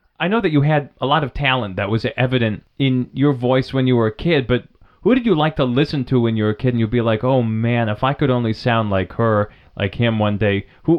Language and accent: English; New Hampshire, United States; the local science museum in Vermont, across the river from where I grew up in New Hampshire